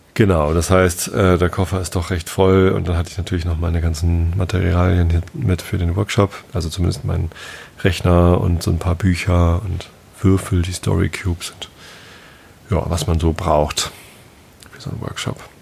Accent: Northern Germany, Germany; als Norddeutscher

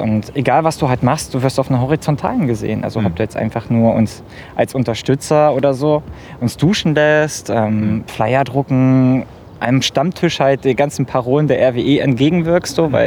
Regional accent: near Gorleben, Lower Saxony, Germany; moved away; Ich komme aus der Nähe von Gorleben

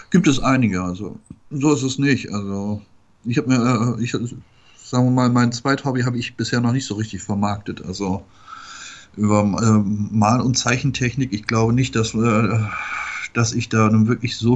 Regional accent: Bremen, Germany; also born or lived in Erzurum, Turkey; Ostanatolien, äh, vom Breitengrad her äh, östlicher als Moskau.

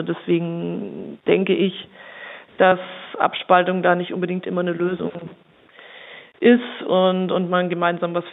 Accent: Bavaria, Germany; wie Sie schon gesagt hatten. Ich bin 34 Jahre alt bin aus Oberfranken

